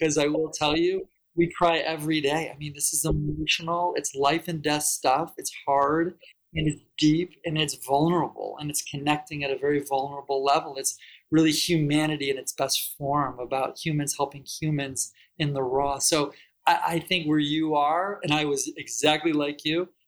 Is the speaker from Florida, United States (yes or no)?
no; Detroit, Michigan, United States; I'm from Detroit area originally.